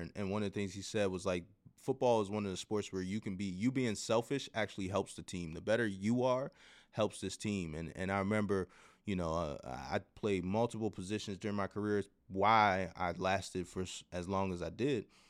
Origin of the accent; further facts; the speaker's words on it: Baltimore, Maryland, United States; went back to my hometown team